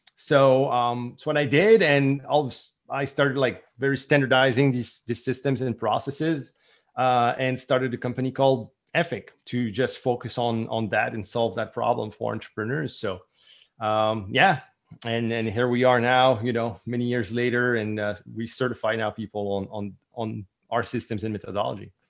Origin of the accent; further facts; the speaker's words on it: St. Pierre & Miquelon; first language French; English is a second language; also born or lived in Southern New Brunswick, Canada; now in Acadian Peninsula, New Brunswick, Canada; I was born on the French island on the south coast of Newfoundland